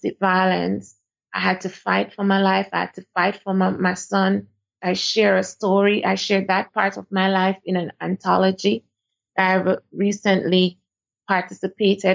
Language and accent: English; Jamaica; moved away as an adult; now in Dubai, United Arab Emirates; I am from Jamaica.